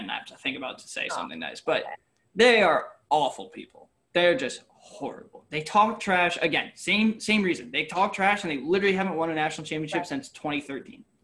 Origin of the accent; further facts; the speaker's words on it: Syracuse, New York, United States; Like I'm from Syracuse